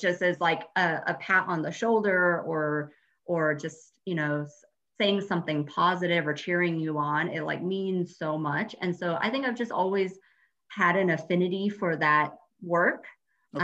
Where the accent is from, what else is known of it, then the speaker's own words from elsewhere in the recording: Colorado, United States; I am actually a Colorado native, um, born and raised in Colorado.